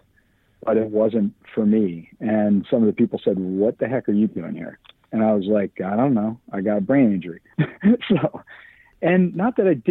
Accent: Philadelphia, Pennsylvania, United States; now in New York, United States; I grew up in Philadelphia

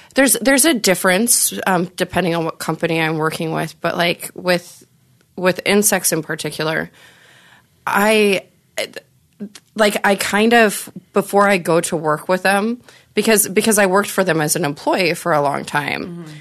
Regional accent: Nebraska, United States; I'm from Nebraska originally

